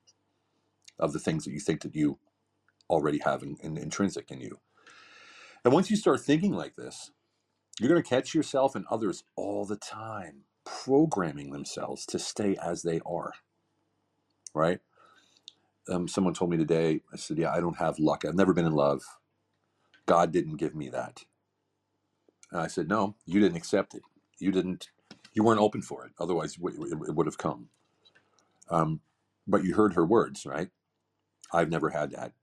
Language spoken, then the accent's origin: English; Pennsylvania, United States; moved away as an adult; also born or lived in Europe; I grew up in Pennsylvania